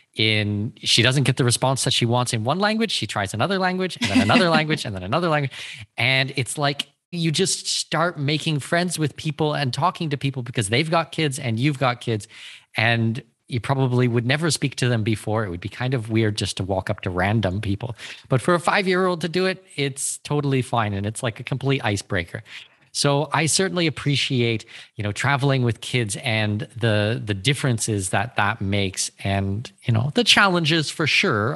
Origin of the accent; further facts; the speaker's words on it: Canada; moved away; I'm Canadian